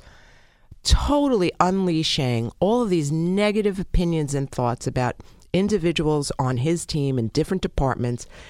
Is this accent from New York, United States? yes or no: yes; New York City, New York, United States; I'm from Brooklyn